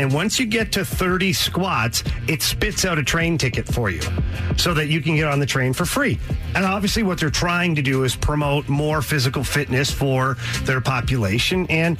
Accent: Canada; I'm from Canada

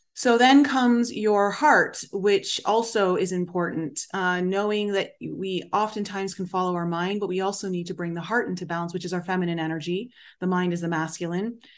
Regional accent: Canada; I grew up in Canada, so I learned French.

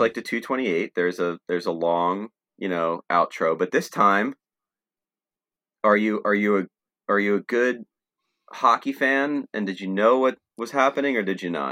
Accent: Trenton, New Jersey, United States; I grew up in Trenton area, and Trenton is thirty-five minutes away from Philly

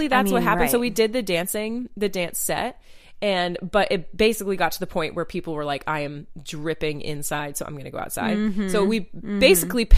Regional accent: Maine, United States; now in North Carolina, United States; growing up in Maine and swimming in like perfectly crystal clear water

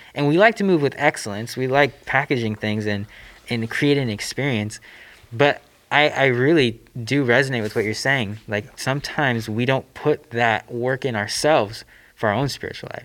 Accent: Southern California, United States; I grew up here in Southern California

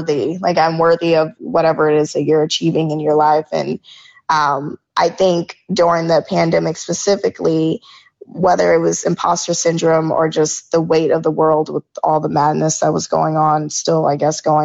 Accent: Georgia, United States; I grew up in Georgia

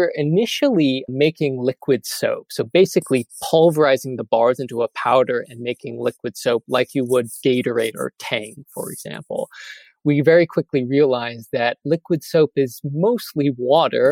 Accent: United States; I am an American

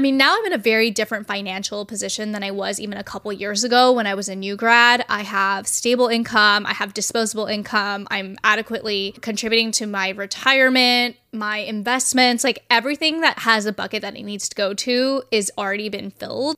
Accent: California, United States; I am from California

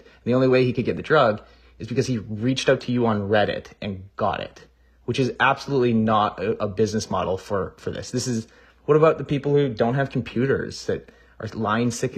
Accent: Canada; I'm also Canadian

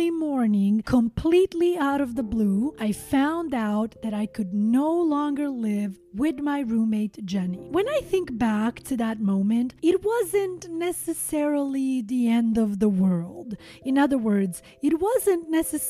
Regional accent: Montenegro; my home country, Montenegro

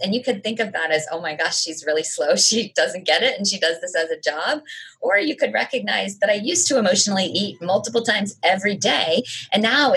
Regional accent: United States; I am American

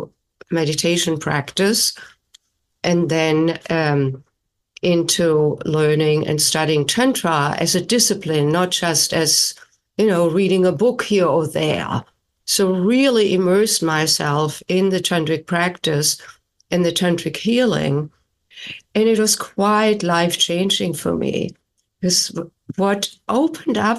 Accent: Germany; English is a second language; moved away as an adult; now in United States; I was born and raised in Germany and then came to the United States in my late 20s for postgraduate work in music

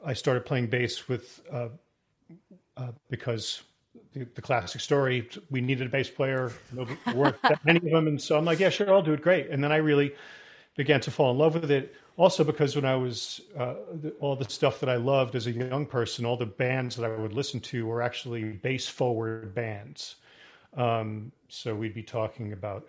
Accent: New York City, New York, United States; I'm originally from New York. I was born in New York City and grew up just outside of New York City.

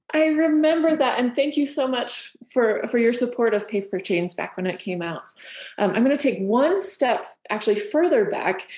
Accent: Southern Utah, United States; I'm from Southern Utah

